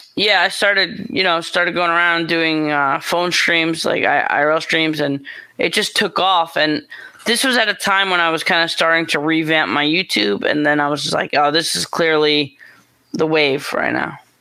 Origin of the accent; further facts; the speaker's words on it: New York, United States; moved away as an adult; also born or lived in Los Angeles, California; I'm from New York. I got family in New York